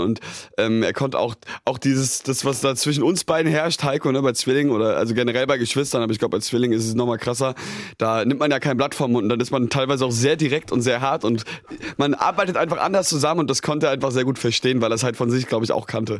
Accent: near Darmstadt, Hesse, Germany; also born or lived in Mainz; wir, sind hier geboren, aber sind dann äh, ja, 30 äh, Kilometer von hier groß geworden, aber in Hessen sitzen da in, bei Darmstadt in der Nähe

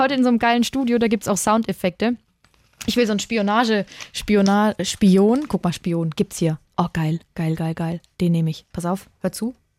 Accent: Würzburg, Bavaria, Germany; aus meiner Heimatstadt in Würzburg

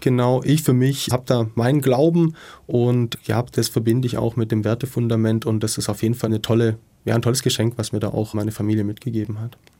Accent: Ludwigsburg, Baden-Württemberg, Germany; in meiner Heimatstadt in Ludwigsburg

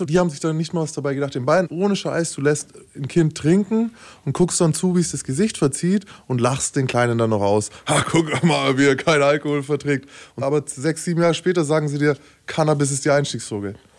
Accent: Bavaria, Germany; wir sind ja aus Bayern

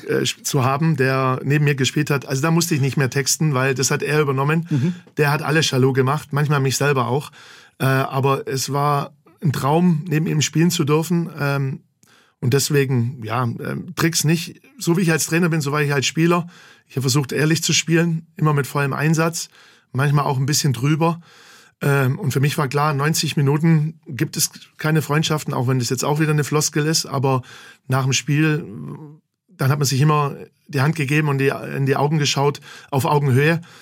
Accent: Gingen an der Brenz, Baden-Württemberg, Germany; also born or lived in Heidenheim; now in Bachhagel, Germany; Nicht direkt in Heidenheim, sondern in Gingen an der Brenz, unweit von Heidenheim. Da bin ich groß geworden, da bin ich zur Schule gegangen.

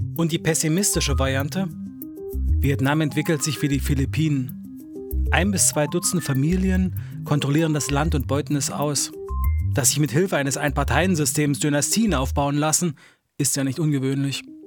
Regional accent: Halle, Saxony-Anhalt, Germany; moved away as an adult; also born or lived in Berlin; Meine Eltern blieben in Halle. Ich ging nach dem Abitur nach Berlin

